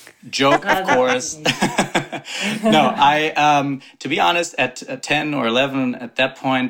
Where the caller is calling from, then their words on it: New York, United States; I am calling in from upstate New York. Usually I live in the city, though.